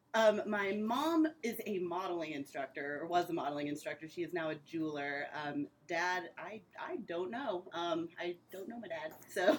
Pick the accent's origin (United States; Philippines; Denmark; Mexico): United States; Indianapolis, Indiana; I'm from Indy. I used to tour um, in a production right after college, so I was gone for a few years, and then I came back